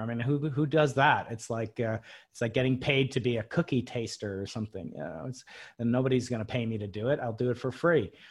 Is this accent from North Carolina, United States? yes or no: no; Long Island, New York, United States; I grew up outside New York City, uh, on Long Island, it's called.